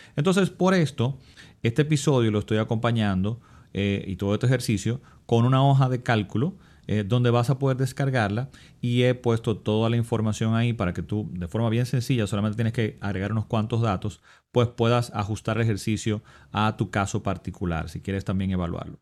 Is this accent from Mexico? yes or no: no; Dominican Republic; mi país